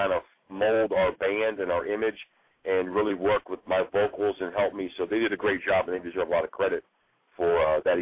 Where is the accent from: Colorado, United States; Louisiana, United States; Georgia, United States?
Georgia, United States; Atlanta; now in Los Angeles, United States; we're from Atlanta